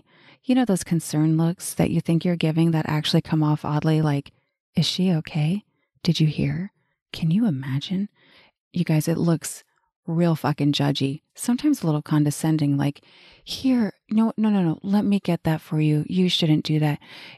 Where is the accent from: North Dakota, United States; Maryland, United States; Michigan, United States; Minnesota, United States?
North Dakota, United States; born there; also born or lived in Arizona / Colorado / Montana / New Mexico; now in Austin, United States; I was born in North Dakota, but I lived in Arizona, Colorado, Montana, New Mexico, back to Colorado, back to New Mexico, back to Arizona, back to Colorado, then back to New Mexico, then Washington, then Hawaii.